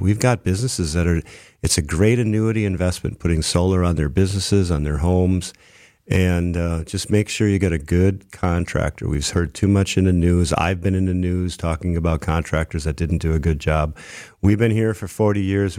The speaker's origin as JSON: {"language": "English", "town": "Brookfield", "region": "Wisconsin", "country": "United States", "tie": "born or raised there", "also_born_or_lived": "Milwaukee", "said": "I grew up in Brookfield, and then I, I moved into the city"}